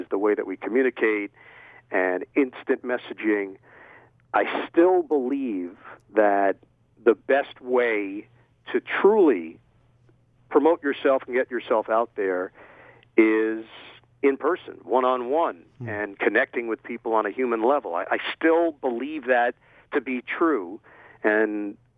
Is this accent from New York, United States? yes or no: yes; New York City, New York, United States; I was from Queens, from Forest Hills